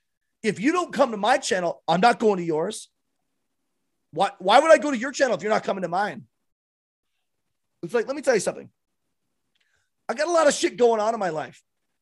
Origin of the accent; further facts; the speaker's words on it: Michigan, United States; Yeah, I guess I'm from Northern Michigan, right next to the border.